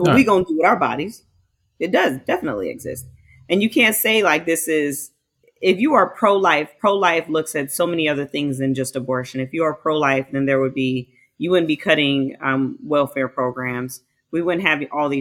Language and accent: English; United States; I'm an American.